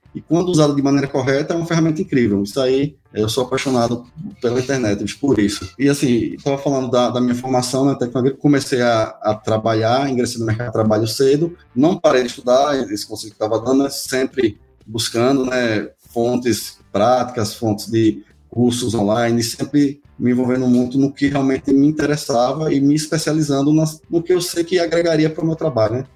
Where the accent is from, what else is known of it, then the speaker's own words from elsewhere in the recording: Paripiranga, Bahia, Brazil; Sou de Paripiranga, cidade aqui do interior da Bahia